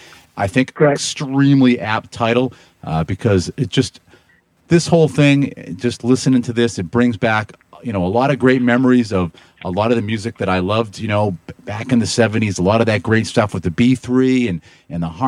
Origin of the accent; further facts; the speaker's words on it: Boston, Massachusetts, United States; accent: Boston; also born or lived in Lowell, Massachusetts; I'm another native son of the Boston area